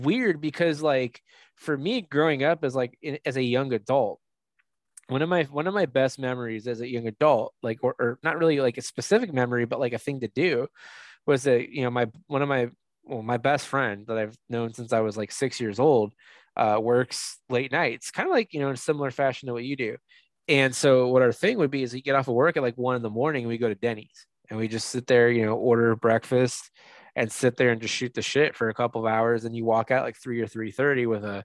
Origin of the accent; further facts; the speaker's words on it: El Cajon, California, United States; also born or lived in Mira Mesa, San Diego; I grew up like in El Cajon